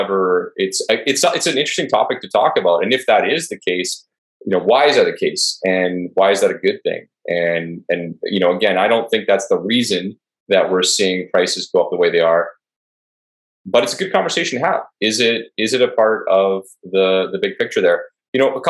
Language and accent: English; Canada; I'm Canadian